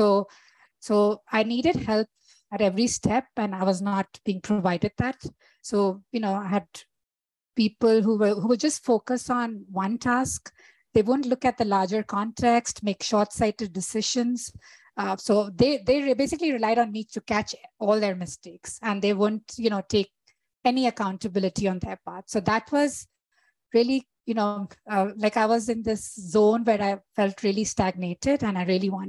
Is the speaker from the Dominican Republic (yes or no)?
no; India; moved away as an adult; also born or lived in Toronto, Canada; now in Calgary, Canada; I trained as an architect in India, which is my home country.